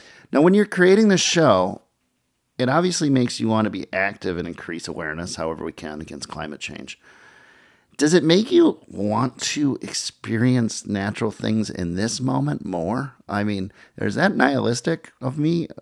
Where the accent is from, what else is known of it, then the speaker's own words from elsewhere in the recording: Edina, Minnesota, United States; I grew up in Edina and right across the street from a creek, the Nine Mile Creek